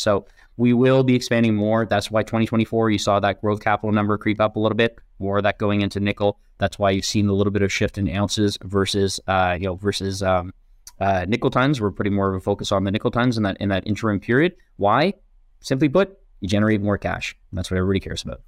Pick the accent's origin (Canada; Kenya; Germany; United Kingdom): Canada; as a Canadian